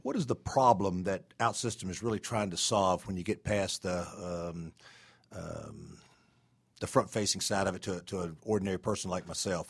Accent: Atlanta, Georgia, United States; I was born in Atlanta a long, long time ago

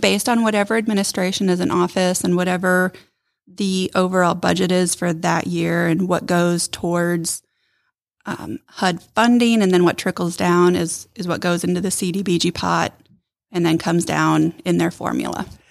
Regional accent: Ohio, United States; moved away as an adult; also born or lived in Michigan; now in Rome, Georgia, United States; originally I'm from Ohio

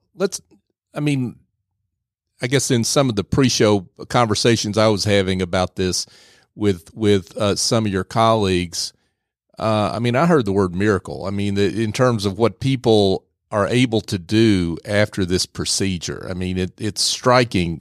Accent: the South, United States; I grew up in the South.

